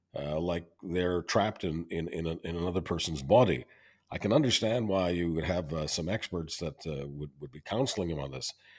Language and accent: English; Canada; I'm always being Canadian